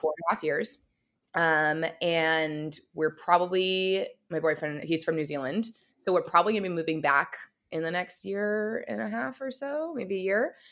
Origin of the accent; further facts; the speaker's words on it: California, United States; now in Vancouver, Canada; I'm actually from the States originally, from California, and living in, um, right now Vancouver, British Columbia